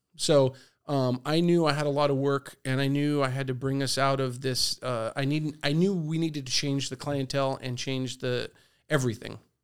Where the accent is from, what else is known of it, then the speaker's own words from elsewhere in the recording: La Mesa, California, United States; I grew up in La Mesa. I went to La Mesa Dale, La Mesa Middle, and Helix